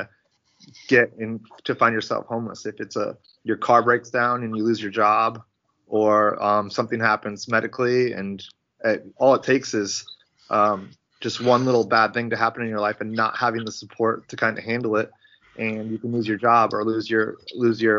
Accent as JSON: {"language": "English", "region": "Connecticut", "country": "United States", "moved": "as an adult", "lives_now": "Charlotte, United States", "said": "I'm originally from Connecticut"}